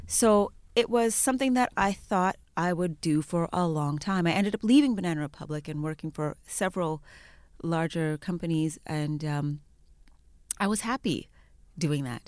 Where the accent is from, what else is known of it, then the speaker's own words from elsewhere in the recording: Edmonton, Alberta, Canada; now in Toronto, Canada; I was raised in Alberta.